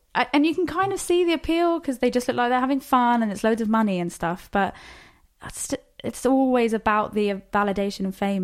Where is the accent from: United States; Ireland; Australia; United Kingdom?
United Kingdom; Plymouth, South West England; we're actually both from Plymouth